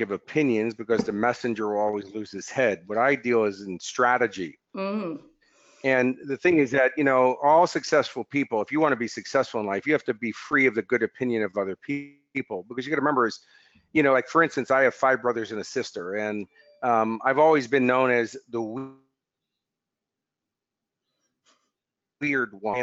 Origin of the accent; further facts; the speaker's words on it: United States; now in Australia; as an American coming here